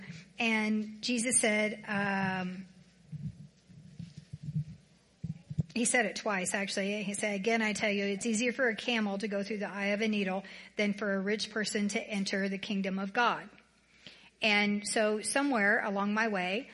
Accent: the South, United States; now in Colorado, United States; I'm from the South

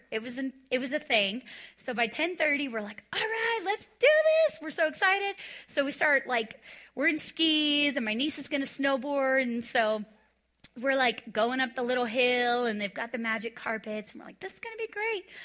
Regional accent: Texas, United States; So, I came from Texas where it was like, you discipline and you spank

